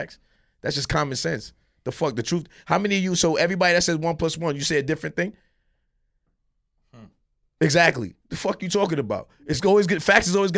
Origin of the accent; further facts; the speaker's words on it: Miami, Florida, United States; I was born in Miami, Florida